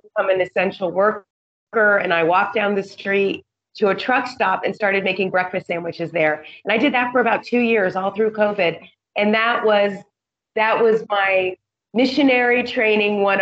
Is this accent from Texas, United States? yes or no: no; Montana, United States; moved away as an adult; now in Indonesia; I'm from Montana where we hike and we boat